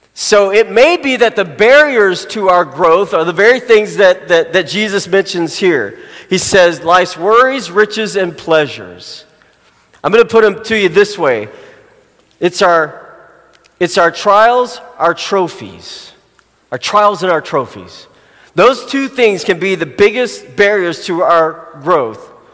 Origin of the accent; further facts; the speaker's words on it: Arkansas, United States; Arkansas is my hometown, grown, born, born and raised there